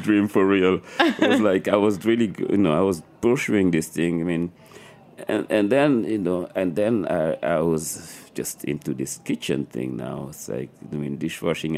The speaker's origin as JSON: {"language": "English", "region": "Dakar", "country": "Senegal", "tie": "born or raised there", "also_born_or_lived": "New York City", "moved": "as an adult", "said": "Growing up in Dakar"}